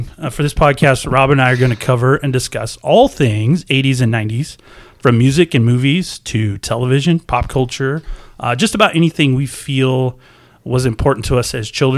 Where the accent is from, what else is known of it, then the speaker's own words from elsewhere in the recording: Oregon, United States; Where we grew up in Oregon